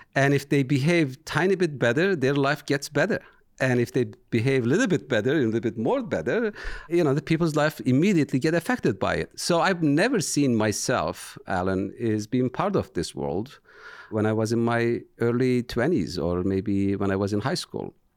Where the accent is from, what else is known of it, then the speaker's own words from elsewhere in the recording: Turkey; English is a second language; moved away as an adult; now in United States; I am from Turkey